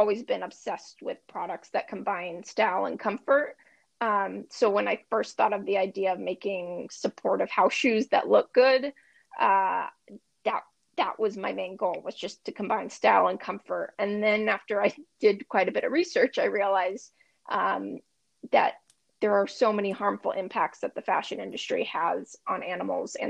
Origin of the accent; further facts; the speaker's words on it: Bellevue, Washington, United States; I actually grew up in a city just outside of Seattle called Bellevue